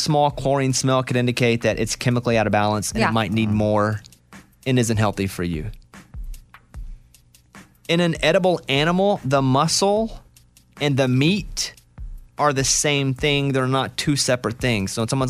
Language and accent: English; Arkansas, United States; Growing up in Arkansas, we had tornadoes.